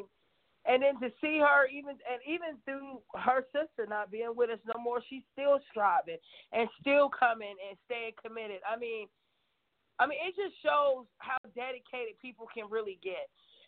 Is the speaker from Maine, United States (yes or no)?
no; Knoxville, Tennessee, United States; I'm from Knoxville.